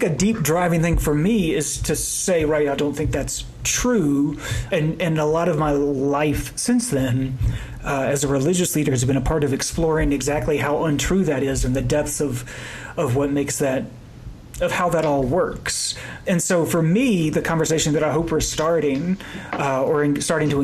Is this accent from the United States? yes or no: yes; rural North Carolina, United States; I grew up in the South. I grew up in rural North Carolina